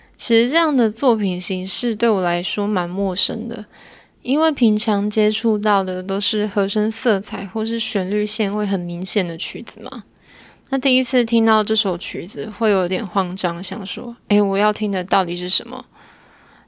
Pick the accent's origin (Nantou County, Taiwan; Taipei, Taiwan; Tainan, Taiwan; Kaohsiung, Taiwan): Kaohsiung, Taiwan; 我也是高雄人